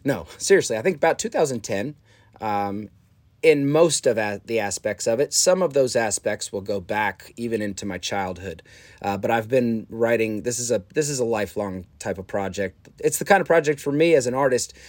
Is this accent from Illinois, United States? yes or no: yes; Chicago, Illinois, United States; I was a kid from Chicago at the time